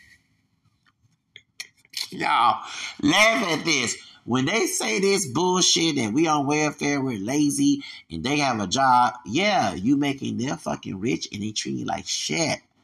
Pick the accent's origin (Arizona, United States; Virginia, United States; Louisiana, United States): Louisiana, United States; I'm American, born here, raised here. Yeah, and I have Hispanic roots up in here